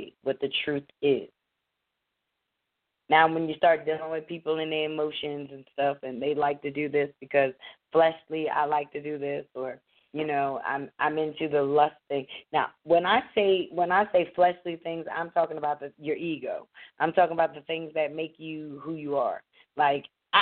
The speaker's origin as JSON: {"language": "English", "town": "Abington", "region": "Pennsylvania", "country": "United States", "tie": "born or raised there", "said": "I grew up black in Abington, Pennsylvania"}